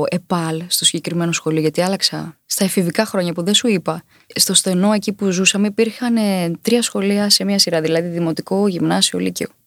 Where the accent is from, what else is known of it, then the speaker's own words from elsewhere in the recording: Chania, Crete, Greece; moved away as an adult; now in Athens, Greece; έφυγα από την Κρήτη. Για πάντα